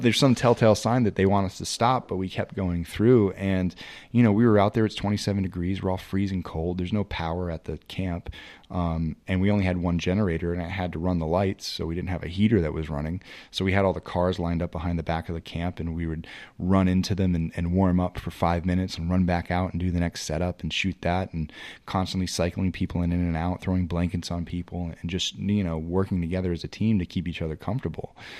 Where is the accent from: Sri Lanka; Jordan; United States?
United States; New England; I'm from New England